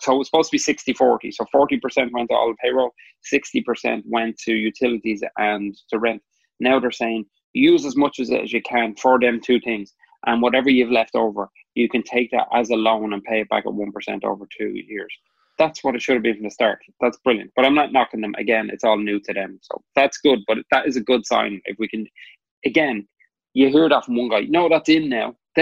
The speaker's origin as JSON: {"language": "English", "country": "Ireland", "moved": "yes", "lives_now": "New York City, United States", "said": "we are Irish and we're in America"}